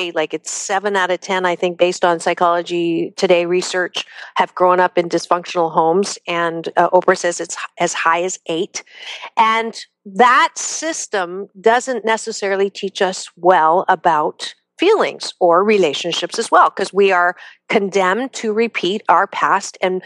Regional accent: United States; We're American

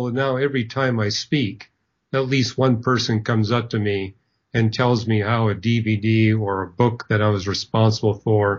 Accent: Canada; I'm not from Germany. I'm from Canada

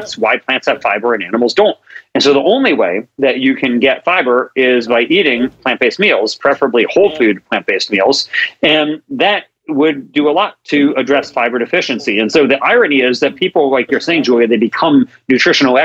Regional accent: Maryland, United States; now in Sacramento, United States; I grew up in Maryland, and so I live in Sacramento

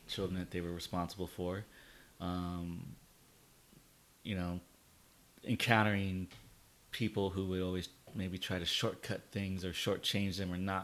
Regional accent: Covina, California, United States; also born or lived in Yucaipa, California; we grew up in Covina

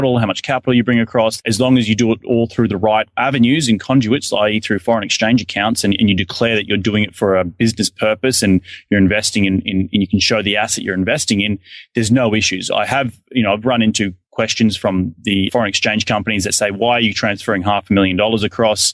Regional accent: Australia; now in United States; looking back home to Australia because, again, I'm an Australian citizen

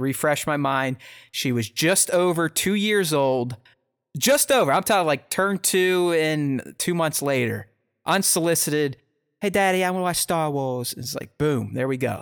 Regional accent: United States; I'm an American

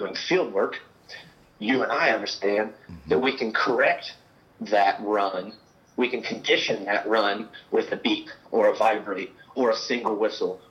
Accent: Kansas City, Kansas, United States; also born or lived in Manhattan, Kansas; I grew up in Kansas City

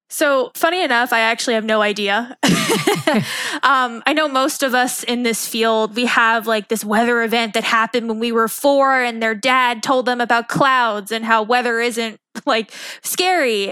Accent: Long Island, New York, United States; moved away as an adult; I grew up on Long Island

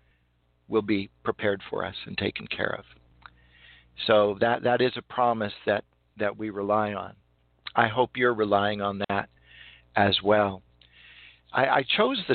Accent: California, United States; I'm from California

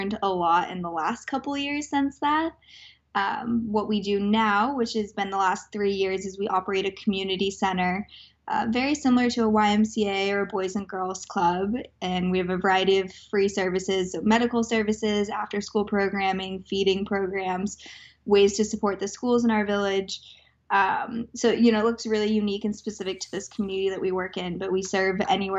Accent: Aspen, Colorado, United States; I grew up in Aspen, Colorado

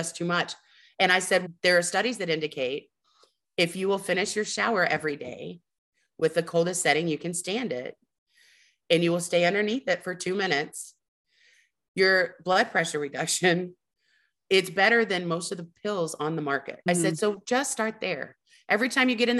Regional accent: Houston, Texas, United States; I'm from Texas. I'm from the Gulf Coast

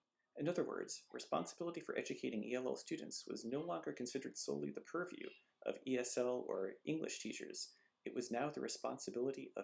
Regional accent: Massachusetts, United States; Massachusetts for a moment, not just because it's my home state

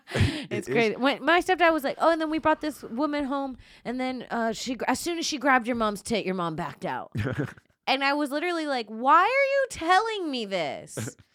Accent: Florida, United States; I'm from Florida.

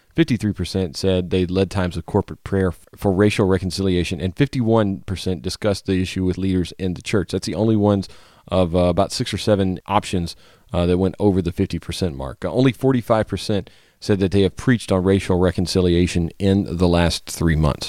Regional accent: Louisiana, United States; moved away; I always enjoy trips to my home state

